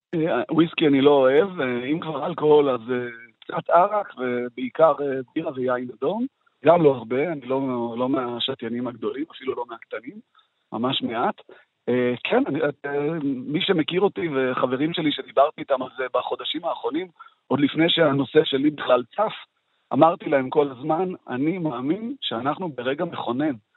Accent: Ashdod, Southern District, Israel; העובדה שאני מזרחי, מרוקאי ודתי וגדלתי באשדוד

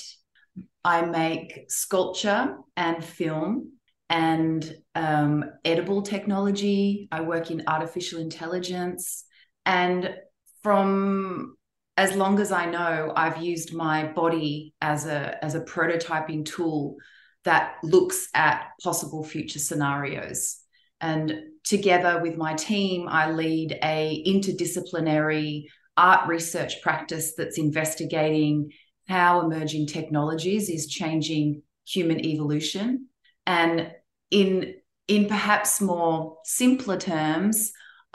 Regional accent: Melbourne, Victoria, Australia; born or raised there; moved away as an adult; also born or lived in London / Eindhoven; now in Los Angeles, United States

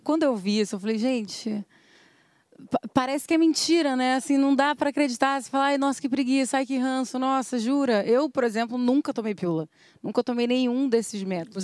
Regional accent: Rio de Janeiro, Brazil; Eu sou da Rocinha

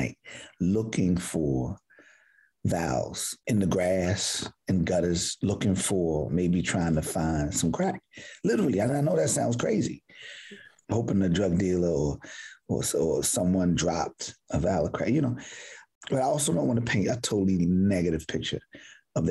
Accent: Baltimore, Maryland, United States; So I'm from Baltimore, West Baltimore to be specific

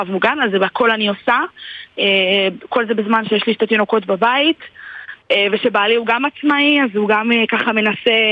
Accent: Givolim, Southern District, Israel; אני ממושב גבעולים, זה ליד נתיבות.

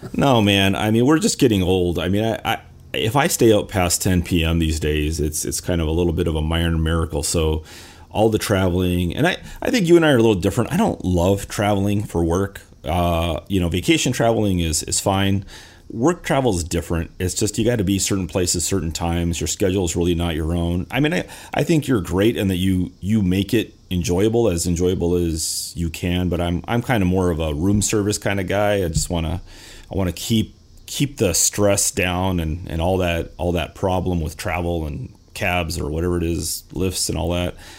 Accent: Los Angeles, California, United States; I'm from California, from Los Angeles

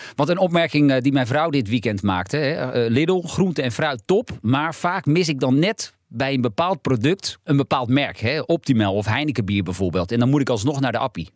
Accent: Heiloo, North Holland, Netherlands; Ik kom zelf uit Heilo.

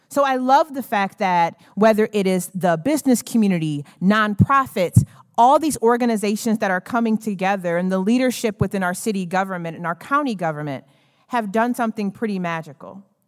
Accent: Lansing, Michigan, United States; I am a South Lansing girl, born and raised.

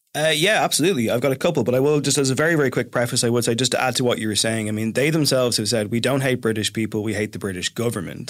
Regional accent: Ireland; I am from the Republic

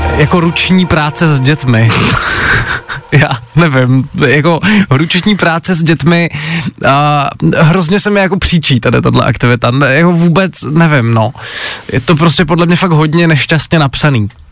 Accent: Přerov, Olomouc Region, Czechia; kousek od mého rodného města, já jsem z Předova

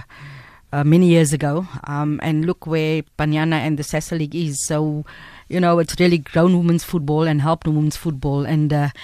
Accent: Cape Town, Western Cape, South Africa; I went to school in Salt River, we lived in Heidefeld, then we moved to Hanover Park when the place got too small

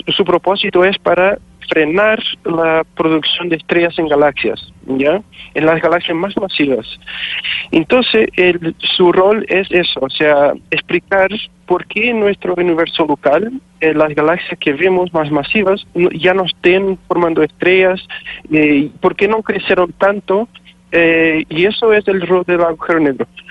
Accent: Portugal; moved away as an adult; now in Chile; soy de Portugal

